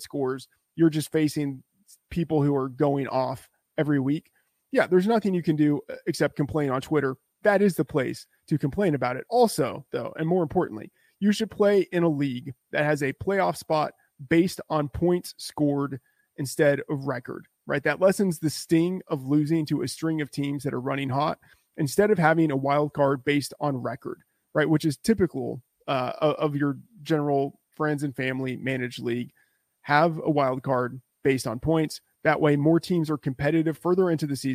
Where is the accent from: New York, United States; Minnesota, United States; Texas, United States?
Texas, United States; I grew up in Texas